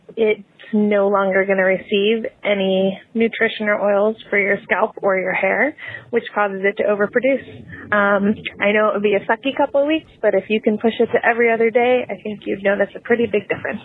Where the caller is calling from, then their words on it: Los Angeles, California, United States; I'm calling from Los Angeles.